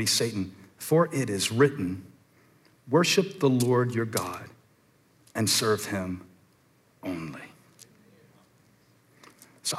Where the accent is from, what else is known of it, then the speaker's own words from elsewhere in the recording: the Carolinas, United States; I'm born and raised in the Carolinas, and I'm proud of where I'm from.